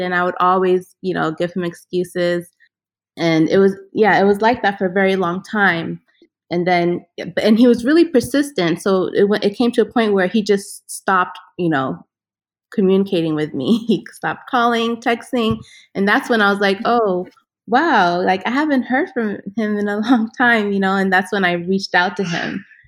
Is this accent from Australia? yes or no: no; Ethiopia; moved away; I grew up in Ethiopia. My father is from Ghana. My mother is of Ethiopian